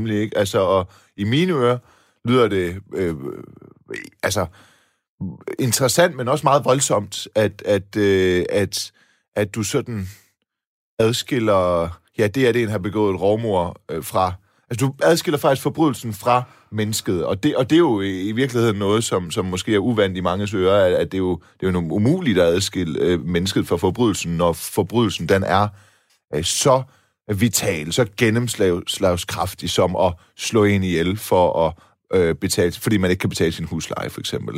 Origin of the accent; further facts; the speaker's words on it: Silkeborg, Central Denmark Region, Denmark; jeg voksede op på Balle Kirkevej uden for Silkeborg